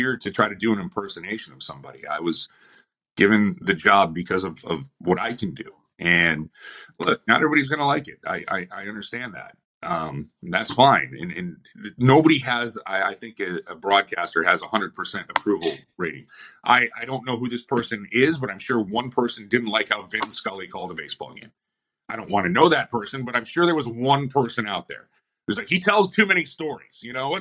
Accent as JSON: {"language": "English", "town": "Buffalo", "region": "New York", "country": "United States", "said": "I'm from Buffalo."}